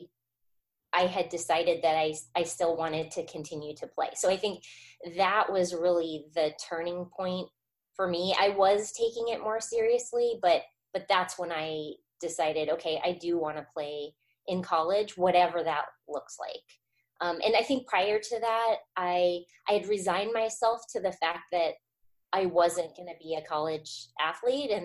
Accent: Arizona, United States; moved away as an adult; also born or lived in Orange, California; I grew up in Arizona

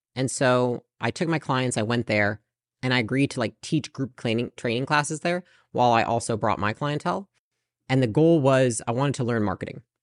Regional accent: Portage, Michigan, United States; moved away as an adult; also born or lived in California; So I lived in Portage, Michigan, pretty small town.

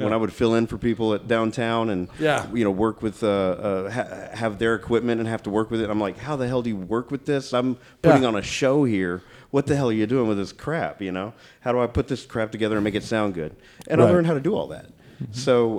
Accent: Kennefic, Texas, United States; I grew up in a weird kind of family. So I was in the River Bottom growing up in Kennefic. Mm. My dad is half Chinese, and he grew up in Dayton, Texas.

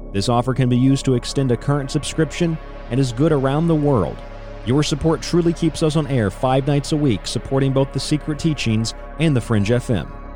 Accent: Florida, United States; now in Western New York, United States; I'm from Florida

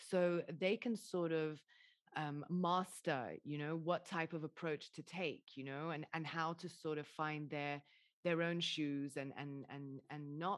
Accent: Dubai, United Arab Emirates; I'm half Lebanese, half English, and you know I grew up in Dubai.

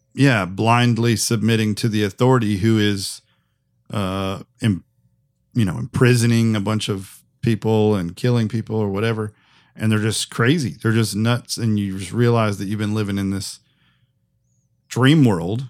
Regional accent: United States; as an American

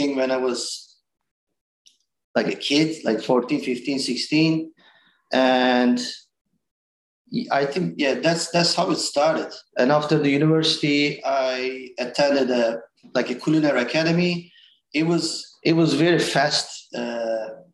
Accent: Istanbul, Turkey; English is a second language; moved away as an adult; also born or lived in Cayman Islands / Weehawken, New Jersey; now in United States; I was born and raised in Turkey

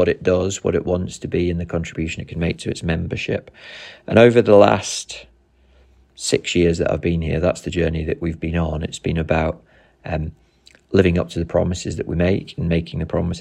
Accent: Nottinghamshire, East Midlands, United Kingdom; I grew up in Nottinghamshire in the 1990s

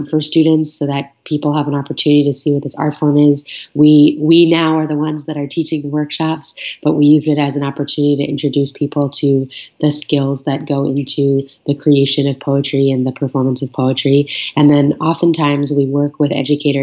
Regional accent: New York City, New York, United States; I was growing up in New York City

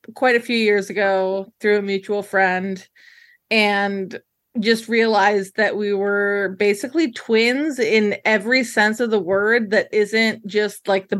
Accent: Chicago, Illinois, United States; now in Iowa, United States; I'm originally from Chicago, but I've been living in Iowa for many years at this point.

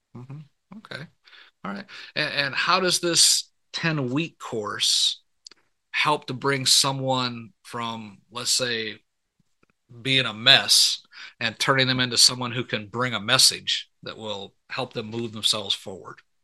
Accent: Michigan, United States; moved away as an adult; i was born and raised up in michigan

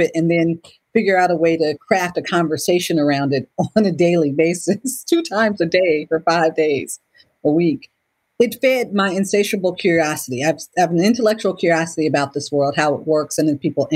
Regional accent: Cleveland, Ohio, United States; I was born and raised in Cleveland, Ohio

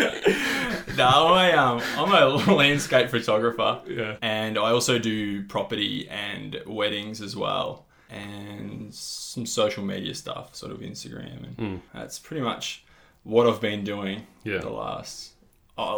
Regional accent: Warrnambool, Victoria, Australia; it's called Cannon Hill in Warrnambool, in my hometown

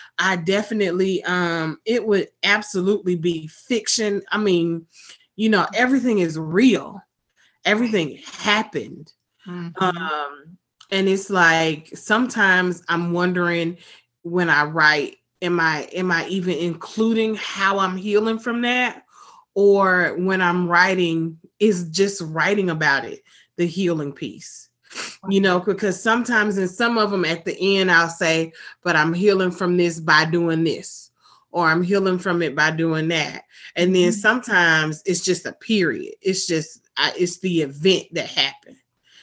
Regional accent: Atlanta, Georgia, United States; I am born and raised in Atlanta, Georgia. Product of Atlanta Public Schools

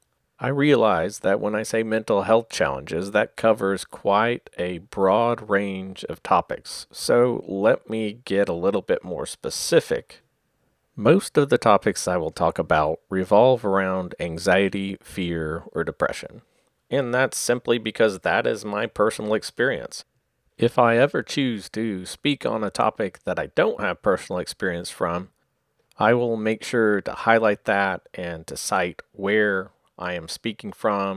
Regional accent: Oklahoma City, Oklahoma, United States; I am a writer from Oklahoma City, Oklahoma.

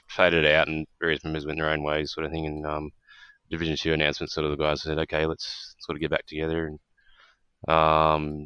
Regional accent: Australia; Being Australian

